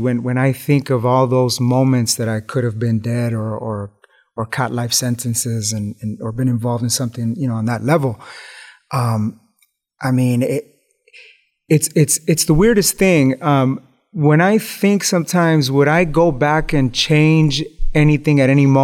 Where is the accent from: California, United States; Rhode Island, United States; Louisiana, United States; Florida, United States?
California, United States; Los Angeles; growing up in East Los Angeles in the hood